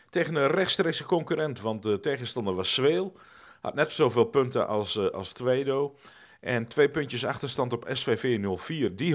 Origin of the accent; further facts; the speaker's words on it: Veenoord, Drenthe, Netherlands; En mijn oude clubje, want ik, ik kom uit Veenhoord.